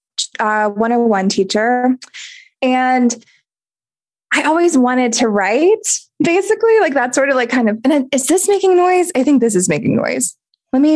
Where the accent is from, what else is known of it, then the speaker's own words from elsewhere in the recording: North Carolina, United States; moved away as an adult; also born or lived in Jersey City; I'm from North Carolina